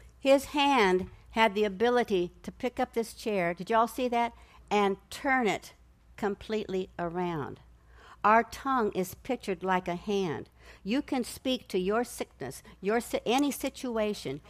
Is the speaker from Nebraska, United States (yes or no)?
yes; Nebraska, United States; I grew up in Nebraska. I'm a Cornhusker, and I lived in the country